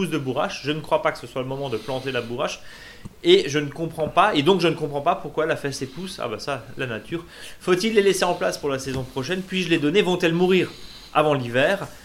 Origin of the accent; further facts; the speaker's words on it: Marseille, Provence-Alpes-Côte d'Azur, France; grand souvenir du jardin de mon enfance à Marseille